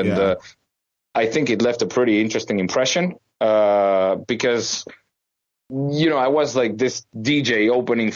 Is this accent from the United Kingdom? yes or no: no; Venezuela; moved away as an adult; also born or lived in United States; now in Germany; I was born and raised in Venezuela